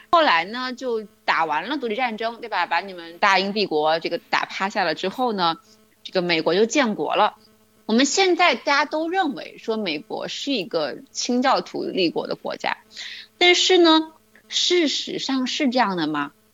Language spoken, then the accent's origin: Chinese; China; 特别是我们中国人，对于美国的认识其实是经历了一个反转的过程的